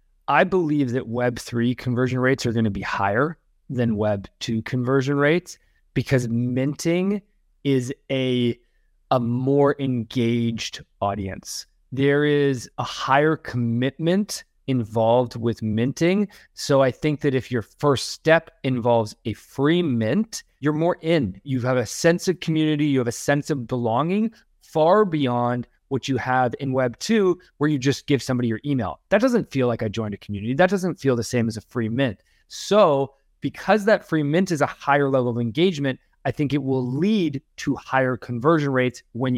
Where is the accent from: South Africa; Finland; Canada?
Canada; accent: Canadian; Apologize if I just brutally butchered that name with my super Canadian accent and inability to understand a Dutch name.